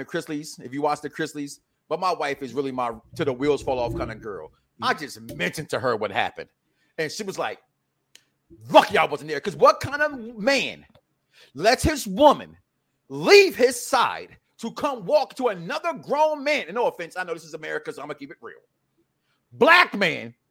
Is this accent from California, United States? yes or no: no; Philadelphia, Pennsylvania, United States; I'm from the Philadelphia area